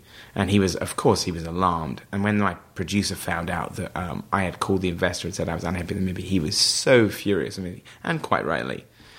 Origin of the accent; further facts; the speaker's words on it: Wells, South West England, United Kingdom; the owner of the local paper in my hometown in Somerset, which is the same place where Hot Fuzz is shot, Wells in Somerset, a nice rural area.